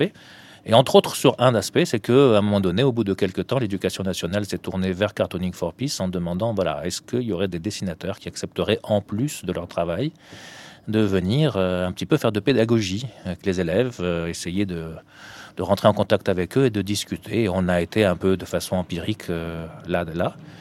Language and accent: French; Tunisia; moved away; je suis né en Tunisie